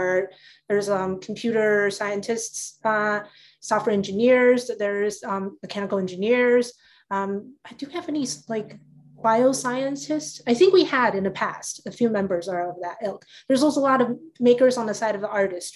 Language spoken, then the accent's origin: English; Taipei, Taiwan; moved away; I grew up in Taiwan, and I lived in Taipei, which is the capital city